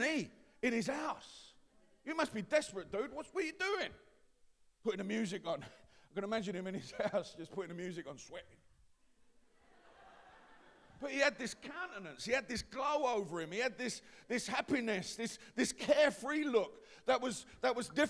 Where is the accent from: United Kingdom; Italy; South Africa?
United Kingdom; London; we're from East London, that's how we speak.